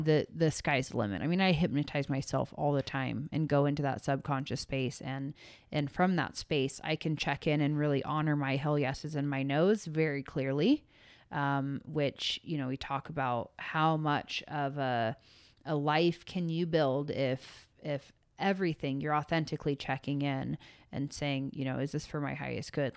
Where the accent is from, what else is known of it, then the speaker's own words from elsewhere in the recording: San Francisco Bay Area, California, United States; I grew up in San Francisco Bay in the rave era.